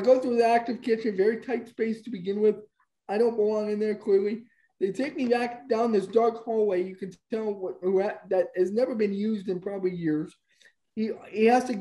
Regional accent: Canada; I'm born here. I'm a Canadian citizen.

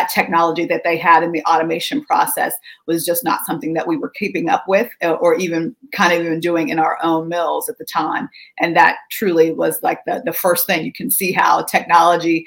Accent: McKeesport, Pennsylvania, United States; moved away as an adult; now in Washington, D.C., United States; I grew up in McKeesport, Pennsylvania, which sits on two rivers

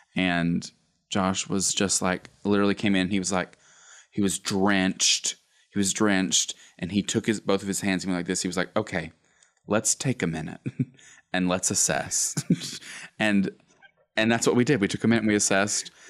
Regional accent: Gadsden, Alabama, United States; I was born and raised in Gadsden, Alabama, good old Northeast Alabama.

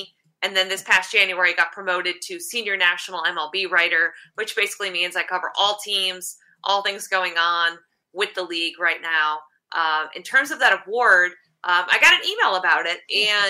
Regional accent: Connecticut, United States; moved away as an adult; also born or lived in Michigan; now in Maryland, United States; I'm from Connecticut, but now we live in Maryland.

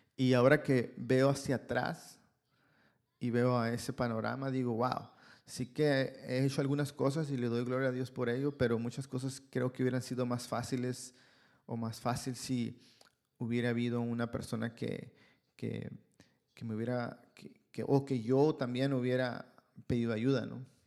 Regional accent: Ciudad Obregón, Sonora, Mexico; moved away as an adult; now in Canada; Yo soy de Ciudad Obregón, Sonora, México

